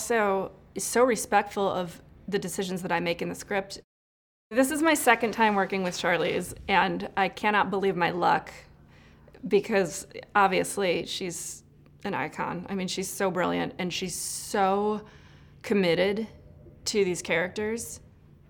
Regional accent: Illinois, United States; moved away as an adult; now in Los Angeles, United States; growing up in Illinois. And then I moved out to LA to work in the film business

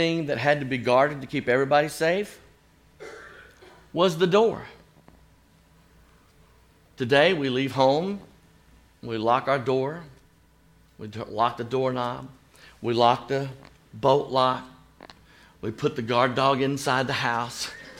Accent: Chattanooga, Tennessee, United States; also born or lived in Chicago; my hometown of Chattanooga, Tennessee

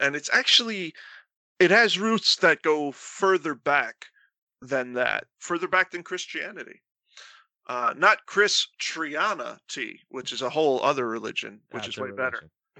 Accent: Florida, United States; I grew up in Florida in the 90s

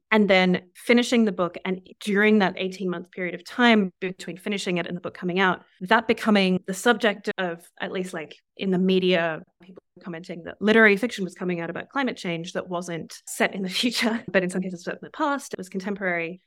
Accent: Southeast Australia, Australia; moved away as an adult; now in New York, United States; the southeast of Australia where I'm from

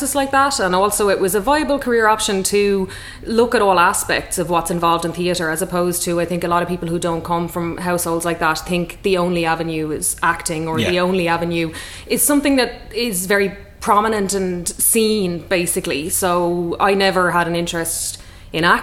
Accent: Waterford, Munster, Ireland; growing up in Waterford, when our dad was general manager of Red Kettle

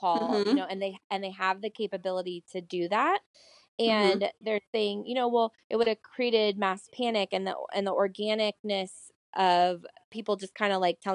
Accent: Iowa, United States; now in Santa Rosa, United States; I grew up in Iowa

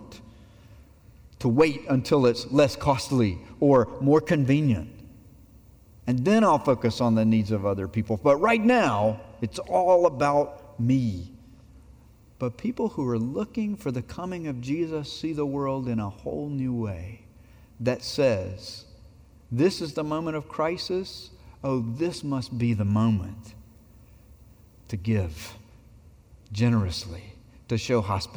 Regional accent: Abbeville, South Carolina, United States; my hometown of Abbeville, South Carolina

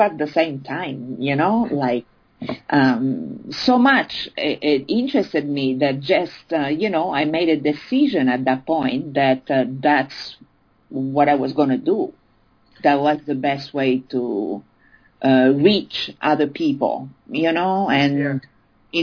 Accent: Italy; born or raised there; also born or lived in France

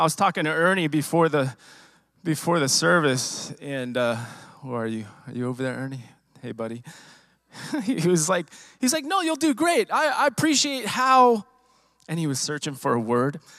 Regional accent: Riverside, California, United States; I was born and raised in Southern California, Riverside, California

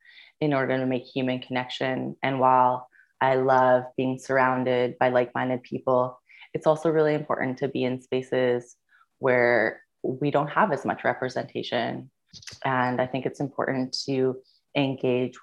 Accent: British Columbia Yukon border, Canada; now in Vancouver, Canada; I'm originally from the British Columbia Yukon border, or as we will call it, Delu

